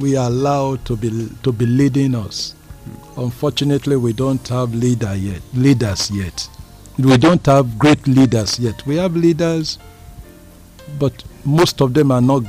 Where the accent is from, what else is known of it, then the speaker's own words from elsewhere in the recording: Nigeria; I'm happy that I'm a Nigerian, and I'm proud to be a Nigerian, and I'm very proud of my country, Nigeria.